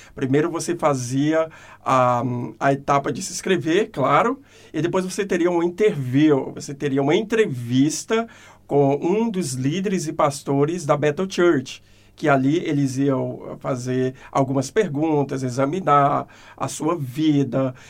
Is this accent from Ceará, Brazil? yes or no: yes; Fortaleza, Ceará, Brazil; moved away as an adult; also born or lived in California, United States; now in Christchurch, New Zealand; Eu nasci em Fortaleza, a terra do sol, a terra da comédia, a terra da alegria.